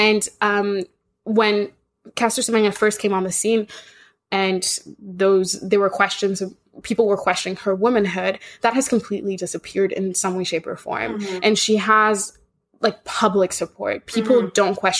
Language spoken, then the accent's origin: English; Kenya; because I grew up in Kenya